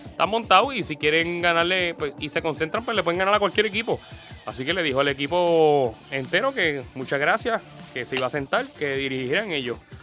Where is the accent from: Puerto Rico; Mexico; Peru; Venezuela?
Puerto Rico; nosotros como puertorriqueños